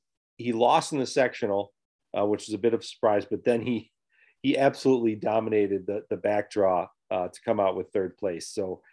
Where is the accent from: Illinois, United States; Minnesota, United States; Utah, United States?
Illinois, United States; the South Suburbs; I'm from the South Suburbs